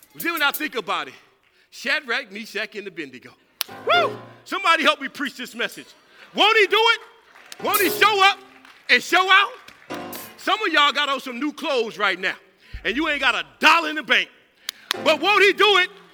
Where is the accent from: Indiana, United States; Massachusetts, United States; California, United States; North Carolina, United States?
California, United States; moved away; I'm from California